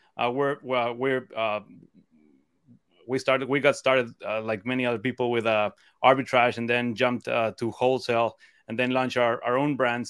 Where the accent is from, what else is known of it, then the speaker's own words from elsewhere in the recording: Cancun, Quintana Roo, Mexico; moved away as an adult; now in Cleveland, United States; I'm actually originally from Mexico. Um, so I, I grew up in Cancun, um, by the beach.